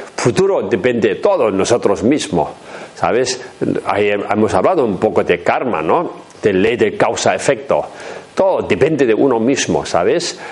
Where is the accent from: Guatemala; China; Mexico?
China; Tibet; Spanish is a second language; moved away; mi pueblo donde he nacido en Tíbet